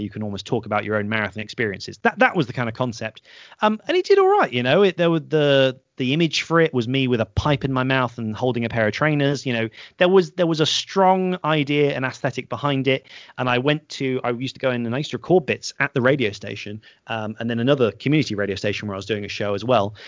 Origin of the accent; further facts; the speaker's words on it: the Cotswolds, South West England, United Kingdom; accent: posh; growing up in the Cotswolds